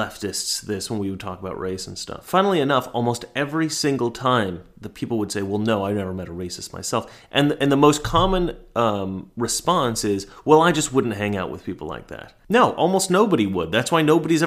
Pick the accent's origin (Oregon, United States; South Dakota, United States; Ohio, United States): Oregon, United States; We're both from Oregon. We both grew up at about the same time, knew very similar types of people